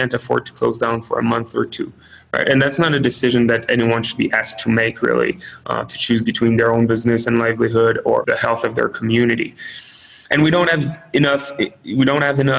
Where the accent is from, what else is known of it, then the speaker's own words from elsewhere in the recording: Canada; now in United States; I'm Canadian